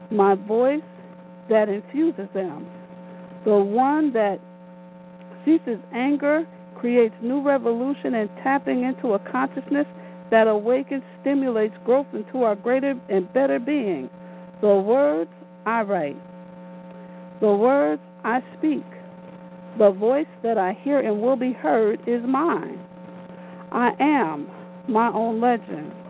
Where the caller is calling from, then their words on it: New Jersey, United States; I'm live from New Jersey.